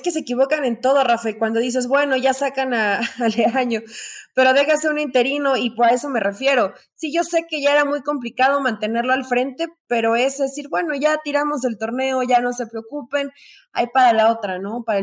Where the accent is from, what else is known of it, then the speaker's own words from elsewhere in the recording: Mexico; ni es que si nos representa como mexicanos, pues qué vergüenza y qué tristeza, eso no nos representa como mexicanos.